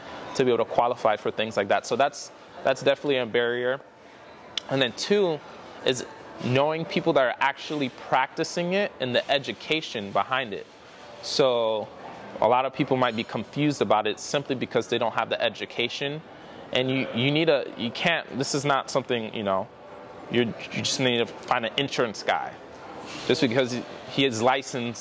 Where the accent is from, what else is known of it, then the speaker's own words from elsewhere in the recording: South Florida, United States; I am from South Florida, born and raised there